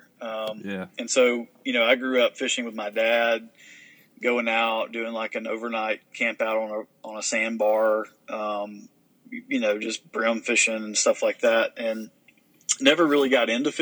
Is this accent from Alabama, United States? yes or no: yes; Geneva, Alabama, United States; I grew up in Geneva, Alabama, which is a pretty small rural town in southeast Alabama